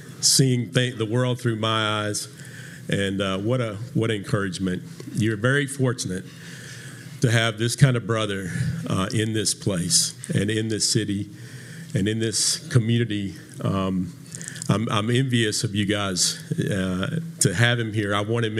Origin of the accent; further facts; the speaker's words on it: Franklin, United States; moved away as an adult; also born or lived in Israel; now in Southeast Missouri, United States; I'm actually not in Franklin anymore, even though Franklin is my hometown. I'm in Southeast Missouri. Actually, I'm in Israel most of the time, but working there.